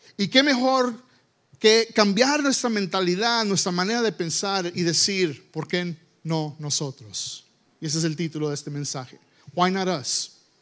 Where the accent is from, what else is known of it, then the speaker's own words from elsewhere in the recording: United States; Spanish is a second language; yo nací aquí en los Estados Unidos